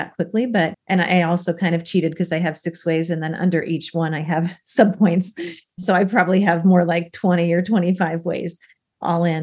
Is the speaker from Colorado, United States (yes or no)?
yes; Denver, Colorado, United States; also born or lived in Seattle area; now in Seattle, United States; Denver, which is where Lori resides and my hometown, my other hometown